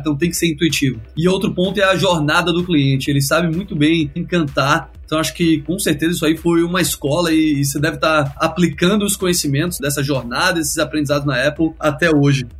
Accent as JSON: {"language": "Portuguese", "country": "Brazil", "moved": "yes", "lives_now": "Silicon Valley, United States", "said": "a gente, como brasileiro"}